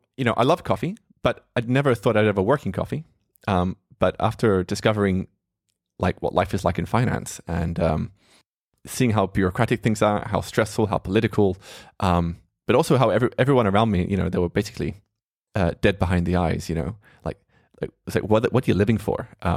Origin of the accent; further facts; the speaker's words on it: Australia; I grew up there in Australia.